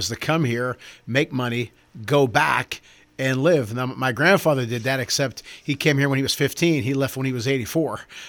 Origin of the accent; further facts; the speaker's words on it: Sewickley, Pennsylvania, United States; Swickley, Pennsylvania, born and raised, same house for 58 years.